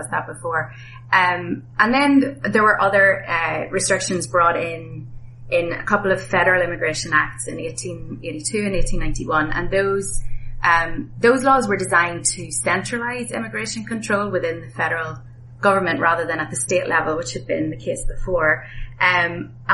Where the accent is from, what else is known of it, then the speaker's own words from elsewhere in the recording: Ireland; moved away as an adult; also born or lived in Boston, United States; now in South Bend, United States; I was back in my home country of Ireland